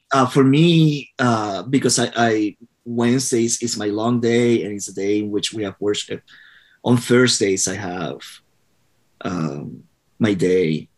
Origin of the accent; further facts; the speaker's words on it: Puerto Rico; I was born and raised in Puerto Rico